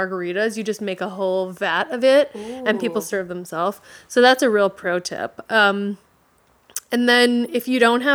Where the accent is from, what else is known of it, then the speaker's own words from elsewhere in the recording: Hawaii, United States; I'm from Hawaii